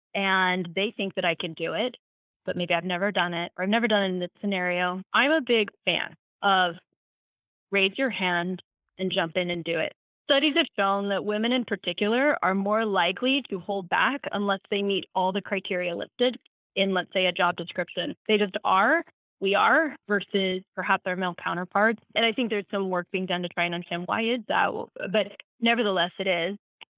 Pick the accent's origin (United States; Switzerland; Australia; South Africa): South Africa; I'm not from Gap. I grew up in South Africa.